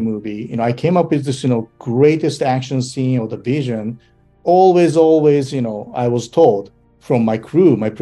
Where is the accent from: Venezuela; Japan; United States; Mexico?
Japan; English is a second language; moved away; also born or lived in Australia; I came all the way from Japan